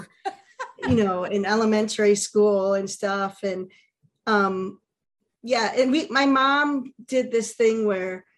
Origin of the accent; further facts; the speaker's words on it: Geneva, New York, United States; moved away; I grew up in the Finger Lakes area.